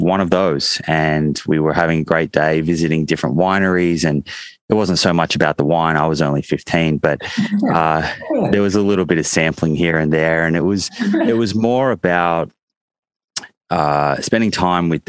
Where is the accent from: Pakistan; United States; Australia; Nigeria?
Australia; Melbourne, Victoria; I grew up in Melbourne